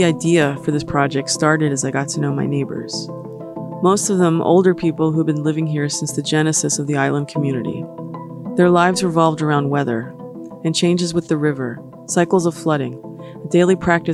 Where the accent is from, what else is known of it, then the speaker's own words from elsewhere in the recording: East Coast, United States; now in Minnesota, United States; I'm from the East Coast originally. I grew up in a city